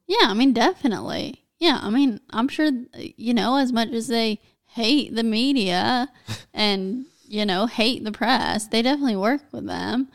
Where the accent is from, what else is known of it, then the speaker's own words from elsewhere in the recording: United States; I'm American